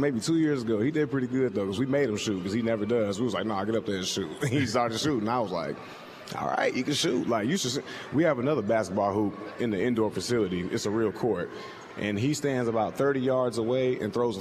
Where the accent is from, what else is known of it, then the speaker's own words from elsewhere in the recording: Indiana, United States; moved away as an adult; now in Seattle, United States; Where I'm from, I'm from Indiana